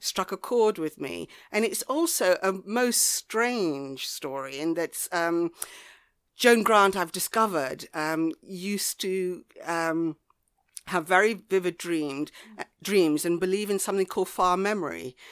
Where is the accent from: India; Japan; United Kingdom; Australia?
United Kingdom; Devon, South West England; also born or lived in Ghana / Lyme Regis / Bideford; I grew up in the West Country in Devon